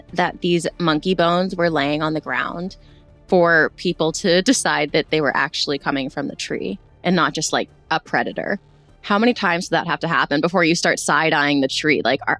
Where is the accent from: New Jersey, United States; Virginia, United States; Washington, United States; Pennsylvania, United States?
Virginia, United States; our proximity to West Virginia, where Kenny and I grew up in Virginia